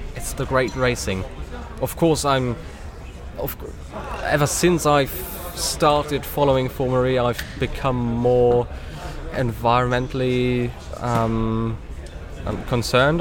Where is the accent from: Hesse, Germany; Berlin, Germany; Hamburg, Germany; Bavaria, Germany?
Berlin, Germany; I grew up here in Berlin. I grew up on these underground lines, these buses.